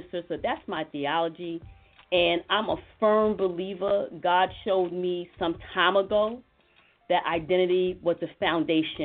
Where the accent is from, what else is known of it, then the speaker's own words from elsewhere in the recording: the South, United States; I come from the South. I come from a family full of bakers